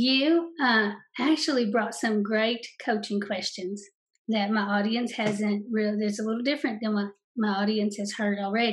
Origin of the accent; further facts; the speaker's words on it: Eastern Kentucky, United States; I'm from Eastern Kentucky